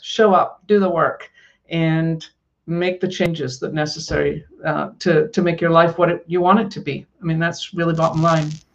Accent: Scotland, United Kingdom; I grew up in Scotland and I grew up in a very working class family.

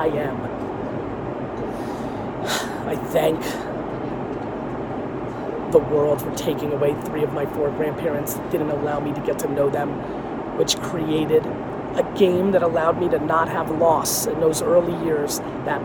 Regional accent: Edison, New Jersey, United States; English is a second language; also born or lived in Queens, New York / Dover, New Jersey; I lived in Dover for a year and a half before I got to Edison, New Jersey.

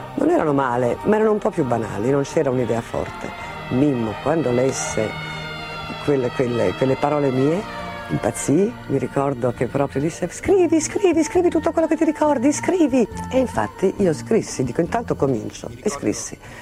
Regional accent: Sardinia, Italy; moved away; per questa terra che lasciavo

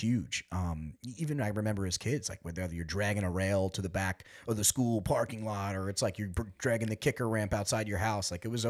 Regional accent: New York, United States; That's kind of like how we were raised out here in the East End community.

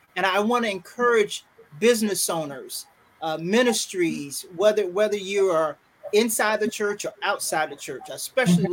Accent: Fayetteville, North Carolina, United States; moved away; also born or lived in Triangle area, North Carolina; I am originally, and I I'm from Fayetteville, North Carolina. Very proud to say that. Currently living in the Triangle area

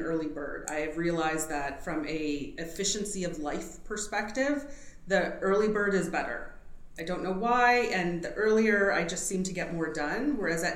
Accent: Canada; French, unfortunately, being Canadian, didn't stick with me

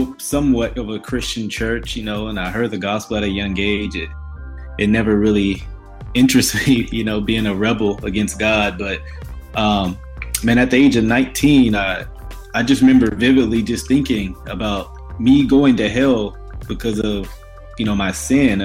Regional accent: Grambling, Shreveport area, Louisiana, United States; also born or lived in Ruston, Louisiana; now in Dallas, United States; grew up around Grambling, you know, those areas, Shreveport

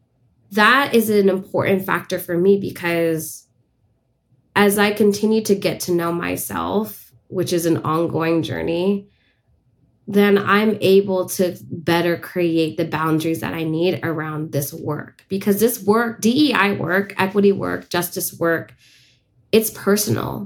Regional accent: San Francisco, California, United States; I was born and raised in San Francisco, which is unceded Ohlone land

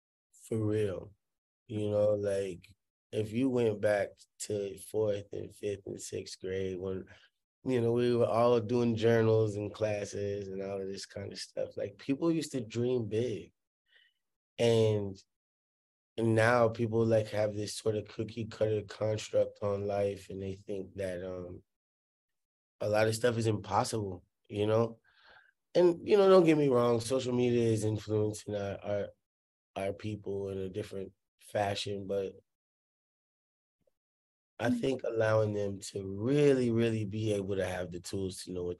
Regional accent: Hollywood, California, United States; Like, I'm from Hollywood. Like, yeah, we don't do horses back there, you know?

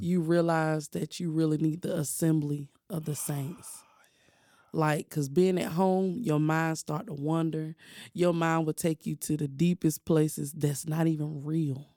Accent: Durham, North Carolina, United States; also born or lived in Chapel Hill, North Carolina; I grew up in Durham, but I was born in Chapel Hill.

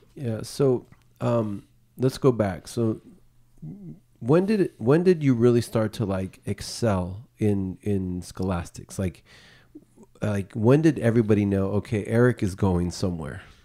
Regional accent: Bay Area, California, United States; we grew up in the Bay Area

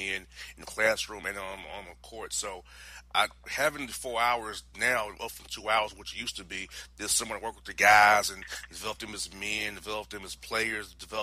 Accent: Florida, United States; moved away as an adult; also born or lived in Tennessee; now in Atlanta, United States; I'm from Florida, went to school in Tennessee

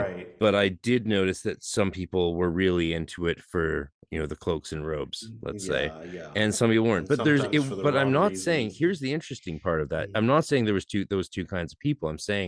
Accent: British Columbia, Canada; we didn't notice it too much because, but that's because I'm from

